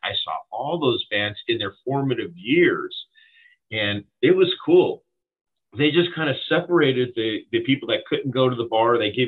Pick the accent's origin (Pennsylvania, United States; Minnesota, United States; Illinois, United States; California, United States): California, United States; we are from California.